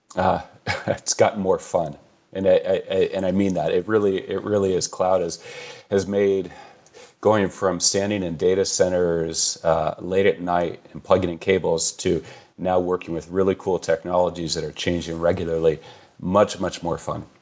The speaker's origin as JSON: {"language": "English", "region": "California", "country": "United States", "tie": "born or raised there", "said": "Born and raised in California"}